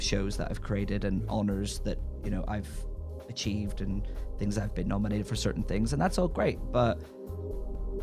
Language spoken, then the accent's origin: English; Northern Ireland, United Kingdom; now in London, United Kingdom; growing up in Northern Ireland